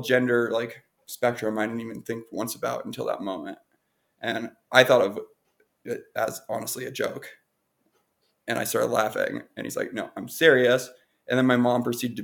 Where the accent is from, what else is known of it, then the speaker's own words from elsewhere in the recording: Montana, United States; moved away as an adult; also born or lived in New York City; I grew up in Montana until I was 19. And then I moved to New York City for culinary school